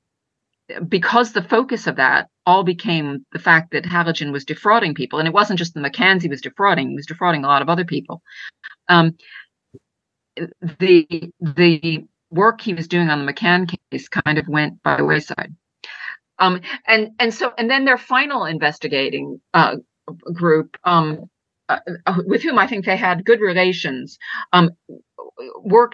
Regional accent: United States; also born or lived in rural Ireland; now in Ireland; I'm an American citizen sitting in rural Ireland

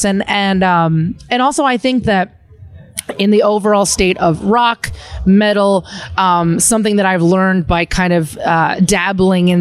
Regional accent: rural Pennsylvania, United States; I'm a dork from rural Pennsylvania. You know, I grew up like around Mennonite people and rednecks

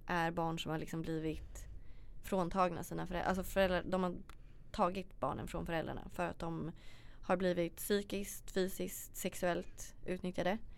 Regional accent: Sweden; also born or lived in Australia; hur vi lever här hemma i Sverige

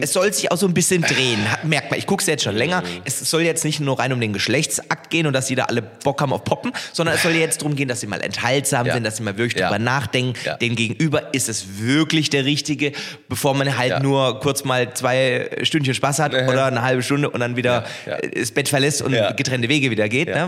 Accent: Heilbronn, Baden-Württemberg, Germany; meiner Heimatstadt Heilbronn

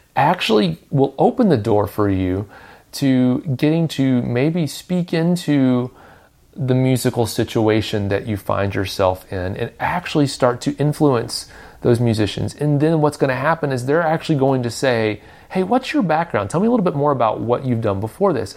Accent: Nashville, Tennessee, United States; I grew up in Nashville

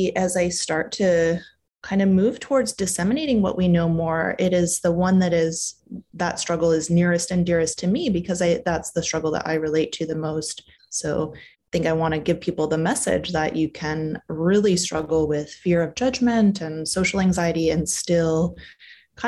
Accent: Canada; moved away as an adult; now in California, United States; I'm Canadian. So I've been here in California for about 5 years

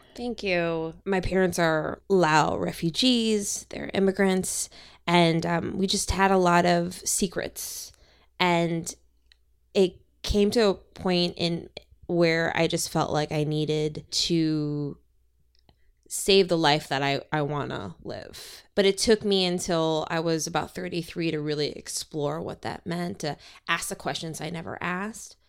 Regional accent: Minnesota, United States; now in Los Angeles, United States; From my home in Los Angeles, to where I grew up in Minnesota

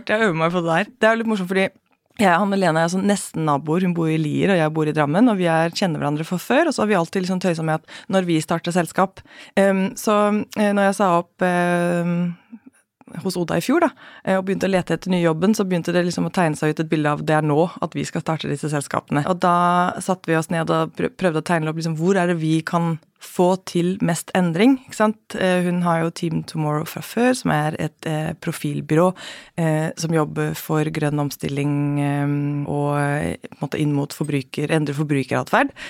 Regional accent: Central Denmark Region, Denmark; now in Norway; Jeg har vokst opp i Danmark. Eh, I Midtjylland.

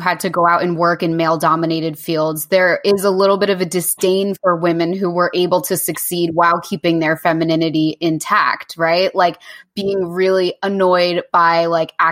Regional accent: New Jersey, United States; accent: Jersey; moved away as an adult; now in London, United Kingdom; I'm not Italian. I'm just from New Jersey, so I like feel Italian sometimes

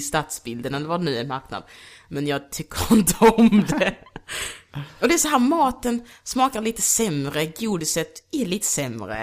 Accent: Degeberga, Skåne, Sweden; moved away; also born or lived in Luanda, Angola / Kristianstad; Jag är uppvuxen i Degeberga. Så jag flyttade typ från Angola till Kristianstad, sen till Degeberga

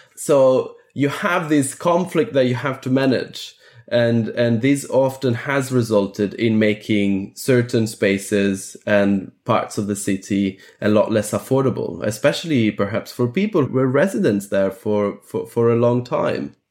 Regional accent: Athens, Attica, Greece; I was born in Athens

